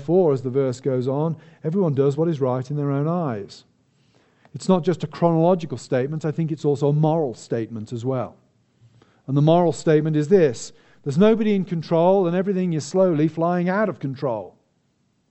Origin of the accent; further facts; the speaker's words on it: United Kingdom; me as a British citizen